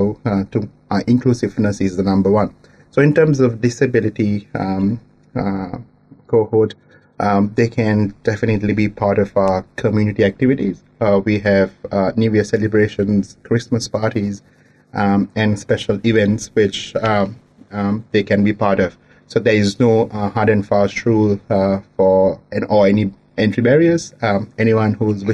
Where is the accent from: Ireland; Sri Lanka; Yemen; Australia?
Sri Lanka; moved away as an adult; now in New Zealand; I'm originally from Sri Lanka. Been living in New Zealand for the last 5 years now